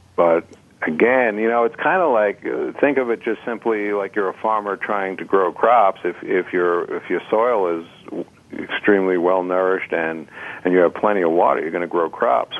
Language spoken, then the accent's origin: English; New York City, New York, United States; I was raised on New York City water back in the mm-hmm. 50s